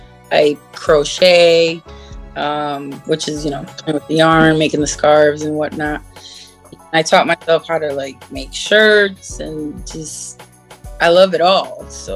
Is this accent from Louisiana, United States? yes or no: no; Chicago, Illinois, United States; now in Connecticut, United States; I was born in Chicago, and now we're living in CT. Good old country.